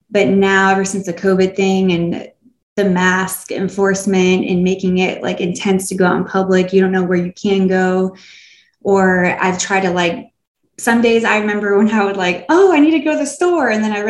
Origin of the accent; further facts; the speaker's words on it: Florida, United States; moved away as an adult; now in Asheville, United States; I'm from Florida